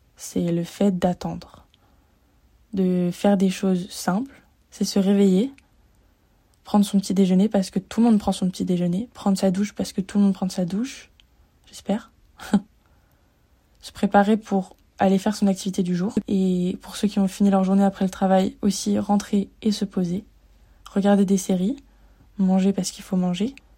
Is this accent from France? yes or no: yes; Lyon, Auvergne-Rhône-Alpes, France; moved away as an adult; now in Montreal, Canada; à la base, je viens de Lyon